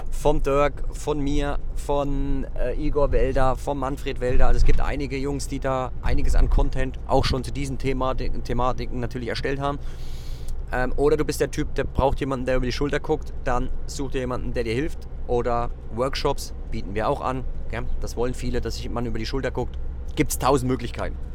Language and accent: German; Zella-Mehlis, Thuringia, Germany; dass mich ein junger Mann gefragt hat, wo ich herkomme. Und da sage ich aus Zellameles und das sagt er aus Suhl, dächte ich sogar, also ein Nachbarort von uns.